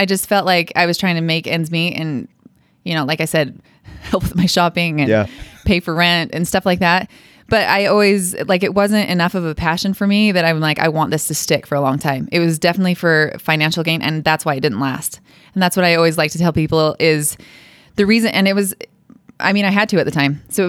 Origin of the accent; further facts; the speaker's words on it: Idaho Falls, Idaho, United States; Idaho Falls.